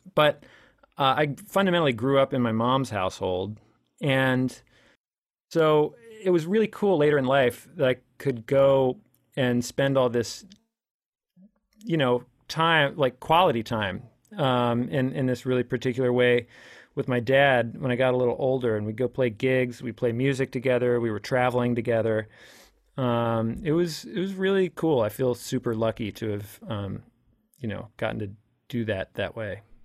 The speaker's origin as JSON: {"language": "English", "area": "DC area", "region": "Virginia", "country": "United States", "said": "I'm from Virginia, kinda D C area"}